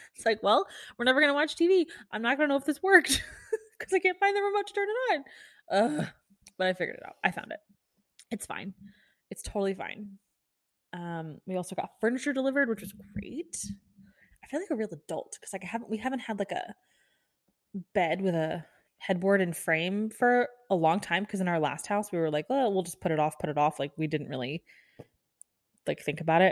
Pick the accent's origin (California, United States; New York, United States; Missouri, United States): Missouri, United States; Kansas City; moved away as an adult; also born or lived in Florida; now in Texas, United States; I'm from Kansas City, this is, you all know, but I lived in Florida for ten years. I lived in Kansas City for twelve.